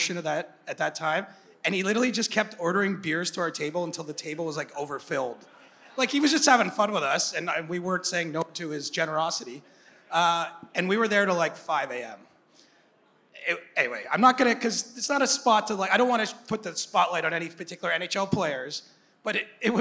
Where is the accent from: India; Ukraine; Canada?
Canada; Cobourg, Ontario; I'm some dude from Coburg